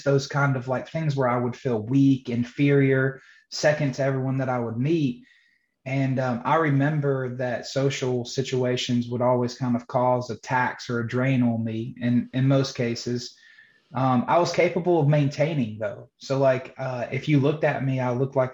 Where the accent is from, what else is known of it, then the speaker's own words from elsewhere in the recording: Johnston County, North Carolina, United States; I was born and raised in Johnston County, North Carolina.